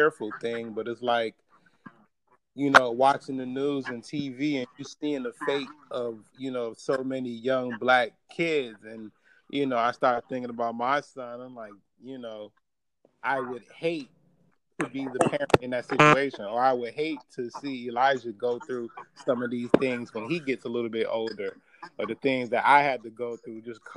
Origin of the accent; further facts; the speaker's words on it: Chicago, Illinois, United States; growing up in Chicago, and like being from West Town, like on the mm-hmm. near northwest side.